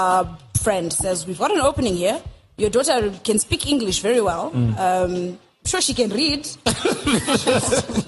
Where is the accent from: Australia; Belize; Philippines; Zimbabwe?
Zimbabwe; Harare; also born or lived in Mutare, Zimbabwe / Tanzania; was born here, raised in Harare. And I never went to Tanzania